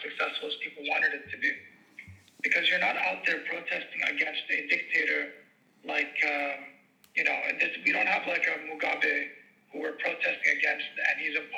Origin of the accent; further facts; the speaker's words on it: Tripoli, North Governorate, Lebanon; I'm from Tripoli